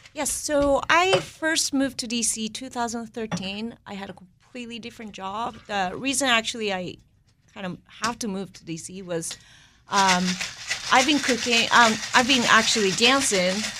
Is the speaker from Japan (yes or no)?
yes; Kobe, Hyogo, Japan; moved away as an adult; now in Washington, D.C., United States; I grew up in Kobe, Japan.